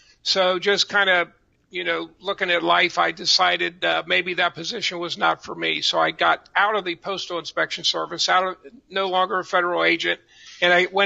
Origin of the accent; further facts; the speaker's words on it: Cincinnati, Ohio, United States; also born or lived in Fort Thomas, Kentucky; I was born in Fort Thomas, Kentucky, and actually moved around a little bit, but always in the greater Cincinnati area.